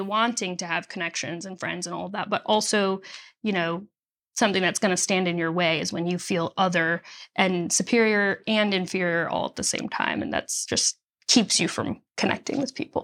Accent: Nashville, Tennessee, United States; also born or lived in Chicago, Illinois; born in Chicago, and then we moved to the Nashville area when I was nine

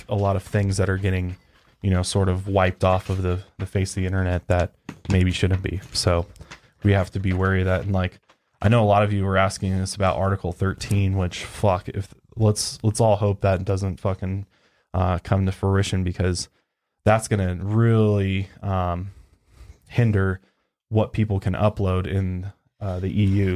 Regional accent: Colorado, United States; I'm from Colorado

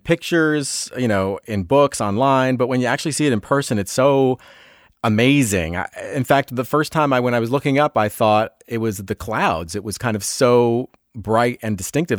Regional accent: New York metropolitan area, United States; I grew up in the New York metropolitan area

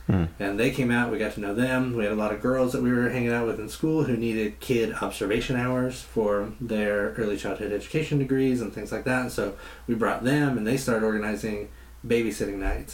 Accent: Beebe, Arkansas, United States; moved away as an adult; also born or lived in San Antonio, Texas / Little Rock, Arkansas; now in Pontiac, United States; grew up uh, in a small town called Beebe, uh, which for anybody who's around Harding is about 20 minutes from Harding University

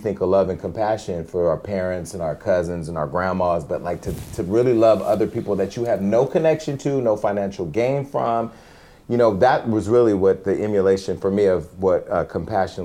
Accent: Stockton, California, United States; Stockton, California, where I'm from

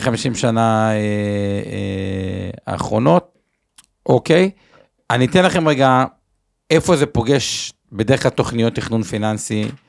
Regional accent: Tel Aviv, Tel Aviv District, Israel; בתור תל אביבי

